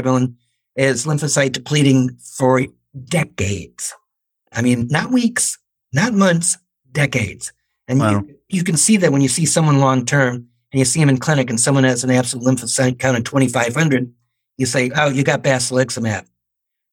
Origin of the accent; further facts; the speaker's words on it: Chicago, Illinois, United States; moved away as an adult; also born or lived in St. Louis; I grew up in Chicago